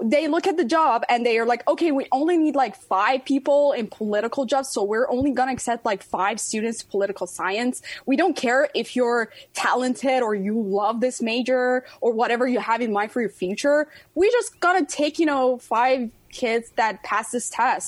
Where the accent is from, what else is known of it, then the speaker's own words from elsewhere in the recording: Iran; now in United States; my home country, Iran.